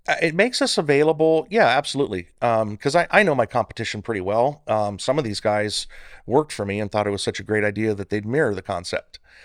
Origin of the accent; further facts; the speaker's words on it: Northern California, United States; moved away as an adult; also born or lived in Central Valley, California; now in Bakersfield, United States; I was born in Central Valley. Uh, moved up to Northern, uh, California with my parents when I was a kid